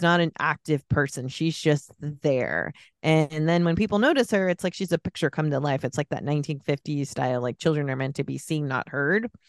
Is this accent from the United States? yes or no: yes; the Bay Area, California, United States; I grew up in the Bay Area